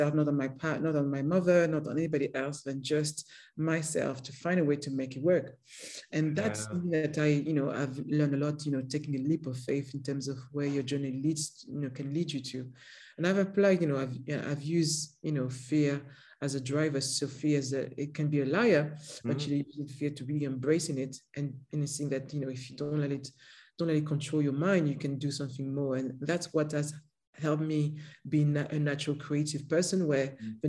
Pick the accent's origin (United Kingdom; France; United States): France; Paris, Île-de-France; English is a second language; moved away; there's a ghetto in Paris, and that's where I grew up